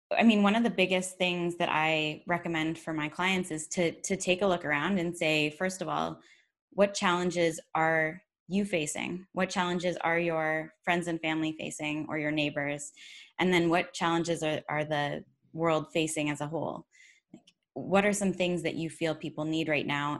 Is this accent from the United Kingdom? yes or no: no; Georgetown, Ontario, Canada; my hometown of Georgetown, Ontario